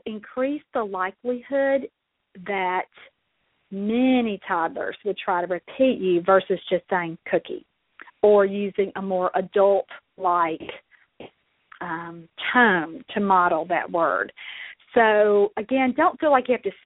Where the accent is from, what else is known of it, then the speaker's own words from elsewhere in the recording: Mississippi, United States; accent: southern; also born or lived in Kentucky; now in Louisville, United States; I was born and raised in Mississippi